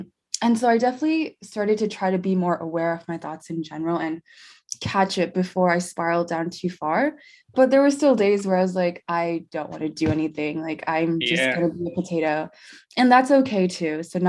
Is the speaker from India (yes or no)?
yes; India; born there; also born or lived in Tennessee, United States / Dallas, United States; So I was born in India. As to where I grew up, that's rough because I grew up both in the US and in India in different phases.